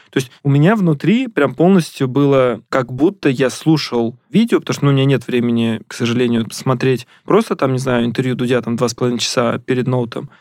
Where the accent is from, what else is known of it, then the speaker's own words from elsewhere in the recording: Ramenskoye, Moscow Oblast, Russia; moved away; я сам из Раменского